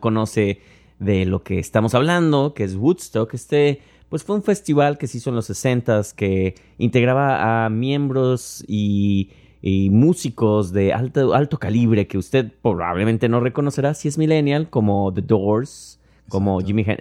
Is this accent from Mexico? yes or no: yes; Mexico; now in New York, United States